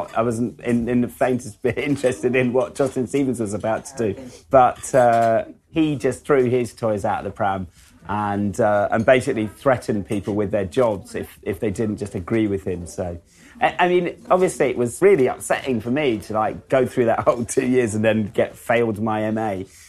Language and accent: English; United Kingdom; even if I would paint a painting of a cup of tea, it would be seen through the filter of being a British artist.